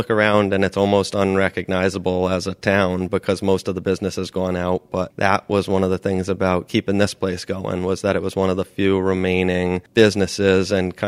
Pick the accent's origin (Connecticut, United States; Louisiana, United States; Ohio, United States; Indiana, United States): Connecticut, United States; Noank; I grew up in Noank.